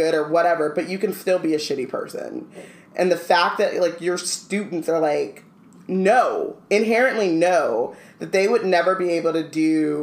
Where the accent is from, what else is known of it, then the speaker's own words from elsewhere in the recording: Anaheim, California, United States; I grew up in Anaheim